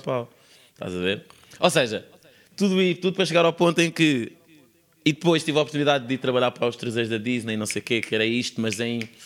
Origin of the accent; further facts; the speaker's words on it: Sintra, Lisbon, Portugal; eu não nasci na linha de Sintra nasci na Praia de Magoita, em Sintra, sou mesmo da praia